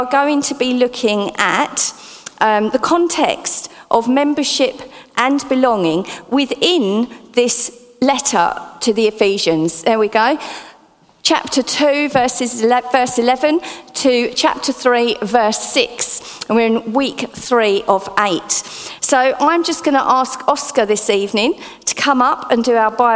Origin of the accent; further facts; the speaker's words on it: Essex, East of England, United Kingdom; accent: Essex; my Essex accent